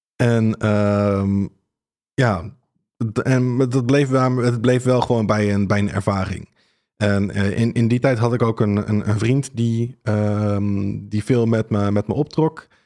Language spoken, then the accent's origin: Dutch; Rhenen, Utrecht, Netherlands; Ik, ik kom uit Renen. ik ben er ook opgegroeid